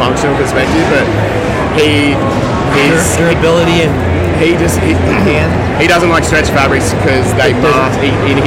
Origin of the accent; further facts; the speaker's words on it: Mullumbimby, New South Wales, Australia; I grew up in Mullum